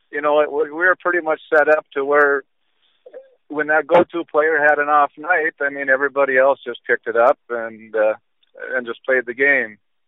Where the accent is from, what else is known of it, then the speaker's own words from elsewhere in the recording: Epping, North Dakota, United States; I was born on June 3rd, 1960. Grew up on a farm outside of Epping, and I still reside there. I work in Wollaston, North Dakota.